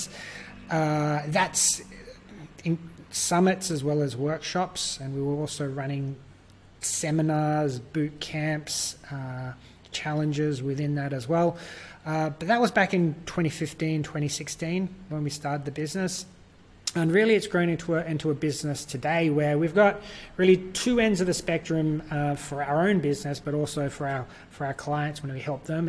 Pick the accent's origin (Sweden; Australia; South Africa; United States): Australia; accent: Australian; I'm from Australia. You can probably tell by my accent, if you haven't already, that I'm Australian, not New Zealand